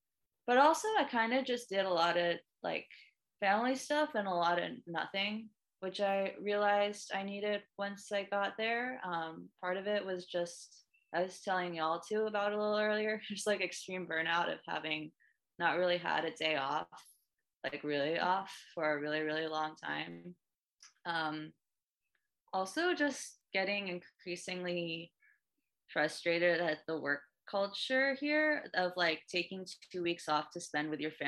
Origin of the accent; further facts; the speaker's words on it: Delaware, United States; born there; I was born in Delaware.